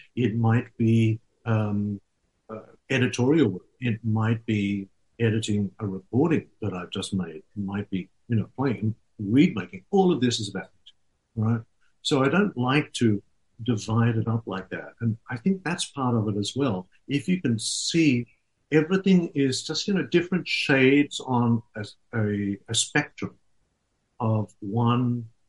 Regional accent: Sydney, New South Wales, Australia; moved away as an adult; also born or lived in Netherlands; growing up in Sydney, in Australia.

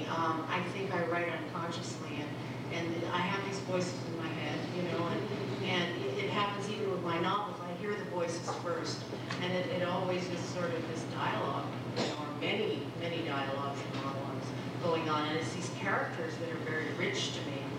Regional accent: Philippines; moved away; growing up in the Philippines

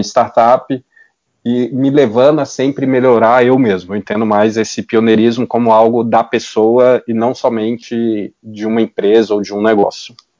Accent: Belo Horizonte, Minas Gerais, Brazil; Eu sou de Belo Horizonte

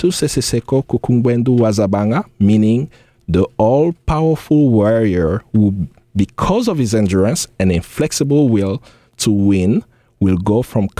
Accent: DR Congo; I was born in Zaire. It's always interesting for me to say I'm Congolese

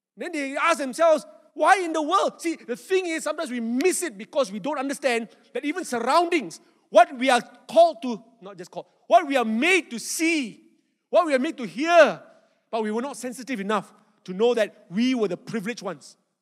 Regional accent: Malaysia; I'm not Australian. Malaysian

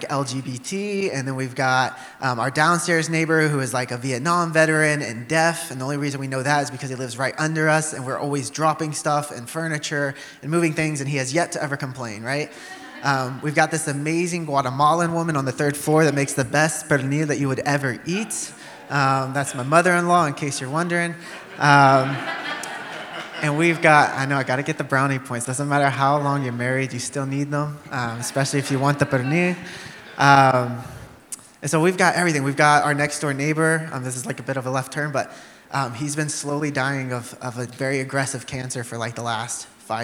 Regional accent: rural Texas, United States; now in New York City, United States; growing up in rural Texas

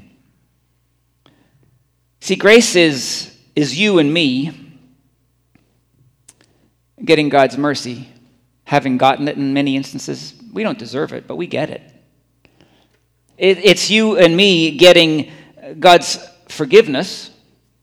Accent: Scotland, United Kingdom; moved away; I'm from Scotland

